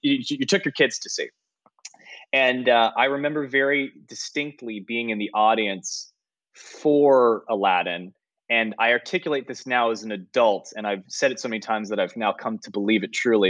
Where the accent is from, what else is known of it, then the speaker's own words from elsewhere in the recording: San Francisco Bay Area, California, United States; moved away; it was in the Bay Area.